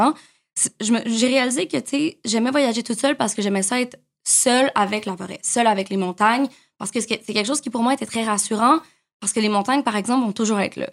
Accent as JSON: {"language": "French", "town": "Montreal", "region": "Quebec", "country": "Canada", "tie": "born or raised there", "said": "j'ai grandi à Montréal"}